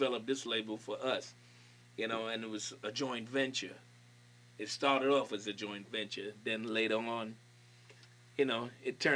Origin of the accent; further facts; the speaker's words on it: Trinidad & Tobago; moved away; also born or lived in Brooklyn; I was born in Trinidad